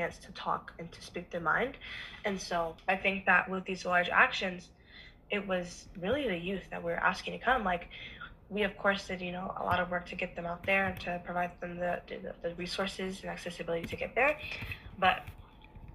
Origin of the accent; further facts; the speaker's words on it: Oakland, California, United States; growing up in Oakland